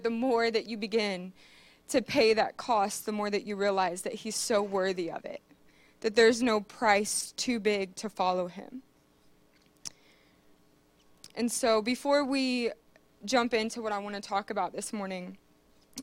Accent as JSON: {"language": "English", "town": "Marion", "region": "Ohio", "country": "United States", "tie": "born or raised there", "moved": "as an adult", "said": "I was born and raised in Marion, Ohio. I lived here for 26 years"}